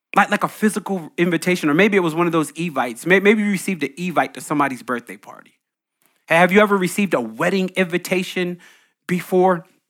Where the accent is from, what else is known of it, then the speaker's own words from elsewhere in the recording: New Jersey, United States; I grew up in Jersey, Green Grove Basketball Court